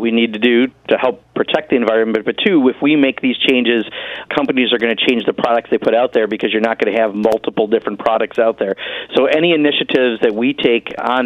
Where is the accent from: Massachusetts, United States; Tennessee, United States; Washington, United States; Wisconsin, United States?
Wisconsin, United States; my home state of Wisconsin